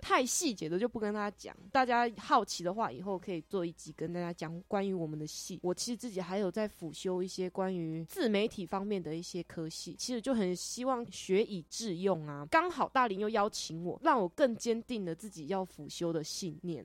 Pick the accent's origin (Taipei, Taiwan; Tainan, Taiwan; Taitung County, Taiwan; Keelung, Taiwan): Taitung County, Taiwan; moved away as an adult; now in Hsinchu, Taiwan; 我是台东人